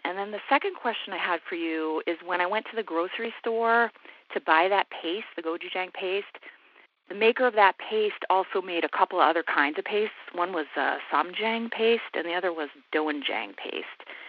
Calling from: East Greenwich, Rhode Island, United States; I'm calling from East Greenwich, Rhode Island

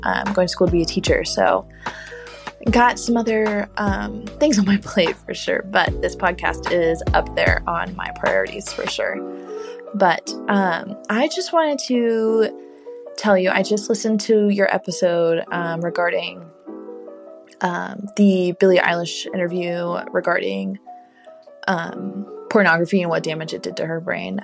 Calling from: Dallas, Texas, United States; I'm calling from Dallas, Texas

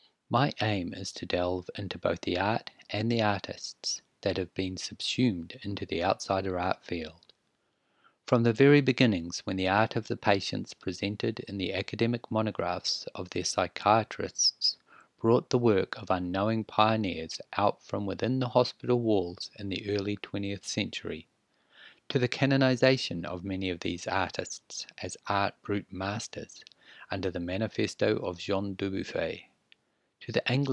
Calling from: New Zealand; I am podcasting from Aotearoa, New Zealand. We are in the South Pacific Ocean, just east of Australia and very far west of South America.

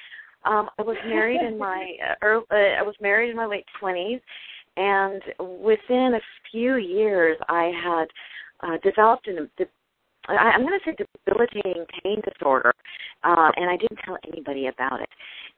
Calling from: California, United States; I'm calling from California, so it's still dark over here

